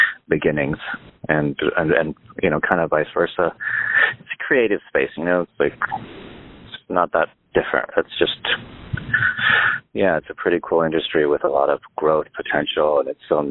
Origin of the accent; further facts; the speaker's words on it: Northern California, United States; also born or lived in Montreal, Canada / Los Angeles; now in Las Vegas, United States; they moved back to Northern California when I was 9 months old